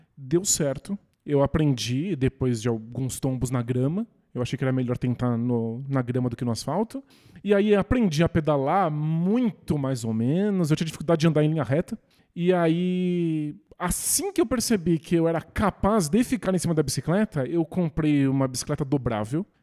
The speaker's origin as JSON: {"language": "Portuguese", "town": "São Bernardo do Campo", "region": "São Paulo", "country": "Brazil", "tie": "born or raised there", "said": "São Bernardo, cidade onde eu nasci"}